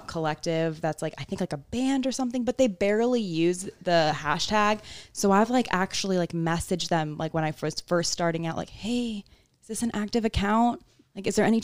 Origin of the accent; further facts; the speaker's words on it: Sarasota, Florida, United States; now in St. Petersburg, United States; Florida native. I've lived here my entire life, but I grew up in Sarasota